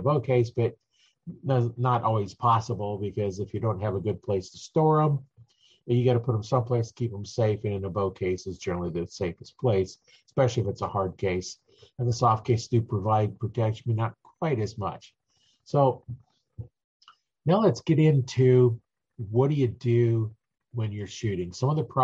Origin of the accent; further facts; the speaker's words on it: Nebraska, United States; I'm from Nebraska, so we hunt in the wintertime